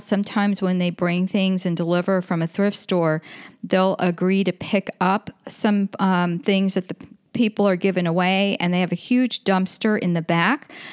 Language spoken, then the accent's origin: English; Florida, United States; I'm from Florida